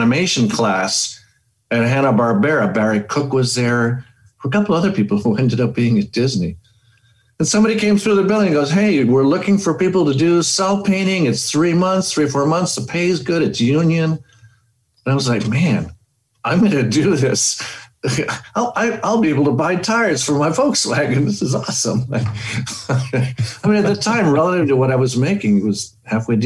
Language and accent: English; Panama City, Panama; moved away as an adult; also born or lived in Boston, United States; now in Los Angeles, United States; went back to Panama, which is where I was born and raised